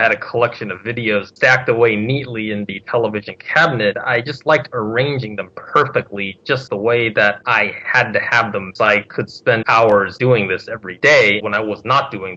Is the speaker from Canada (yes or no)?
no; Southern California, United States; I'm from Southern California